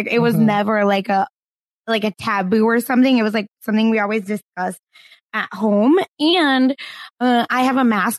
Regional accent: Broken Arrow, Oklahoma, United States; You know, much like Kristen Chenoweth, I am from Broken Arrow, but have no connection to anything related

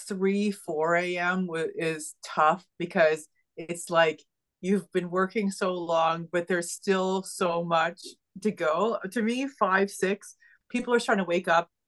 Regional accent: Ottawa, Ontario, Canada; moved away as an adult; also born or lived in Montreal, Quebec; I ended up in Quebec, in Montreal, Quebec, which is actually not far from Ottawa, my hometown.

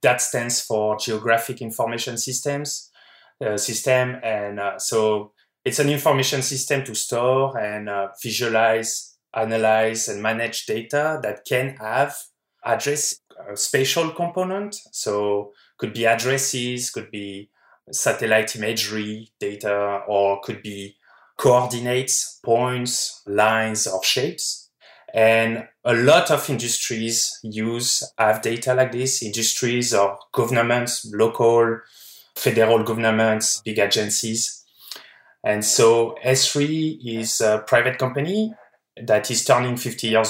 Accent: France; moved away as an adult; now in California, United States; I'm from France

